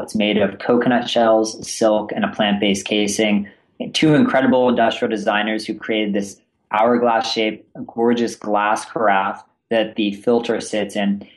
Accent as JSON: {"language": "English", "region": "Northern California", "country": "United States", "tie": "born or raised there", "also_born_or_lived": "East Coast", "said": "born and raised in Northern California"}